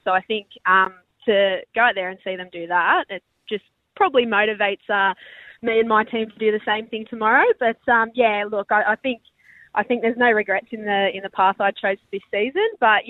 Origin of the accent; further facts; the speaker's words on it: Penrith, New South Wales, Australia; moved away as an adult; now in Perth, Australia; I know some people from my hometown in Penrith probably weren't too happy about it, including my own mother.